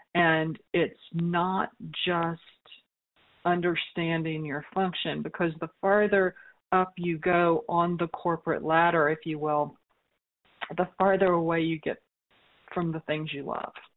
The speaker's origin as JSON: {"language": "English", "town": "New Orleans", "region": "Louisiana", "country": "United States", "tie": "born or raised there", "said": "my hometown of New Orleans"}